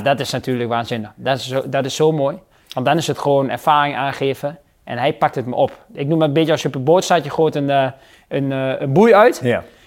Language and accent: Dutch; Netherlands; als Nederlanders